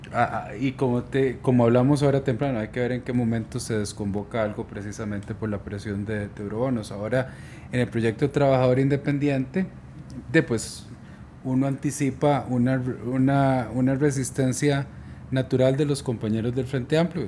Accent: Costa Rica; somos todos los costarricenses

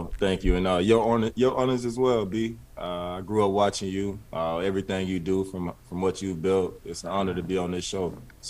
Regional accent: South Carolina, United States; I grew up in a small household. I grew up in South Carolina.

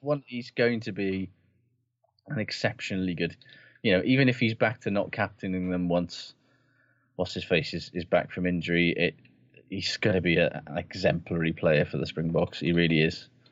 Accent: Aberdare, Wales, United Kingdom; I'm from Aberdare.

